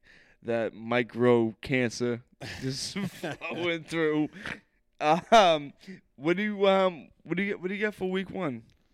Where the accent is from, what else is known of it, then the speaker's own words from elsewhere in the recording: Boston, Massachusetts, United States; I'm Irish and Italian, classic Boston mutt.